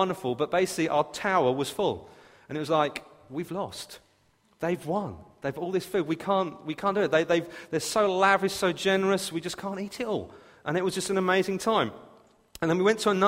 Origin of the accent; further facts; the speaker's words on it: England, United Kingdom; I'm so English